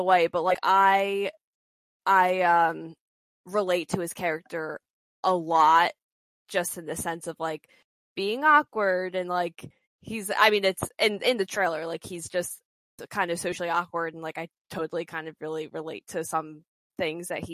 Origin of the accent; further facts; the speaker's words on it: New Jersey, United States; I'm from South Jersey